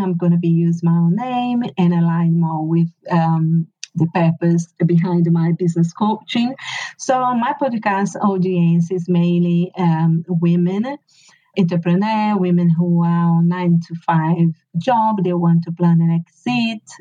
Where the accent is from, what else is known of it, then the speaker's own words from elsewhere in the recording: Brazil; English is a second language; moved away as an adult; now in United Kingdom; I been in UK for 20 years. I'm originally from Brazil, and my husband is English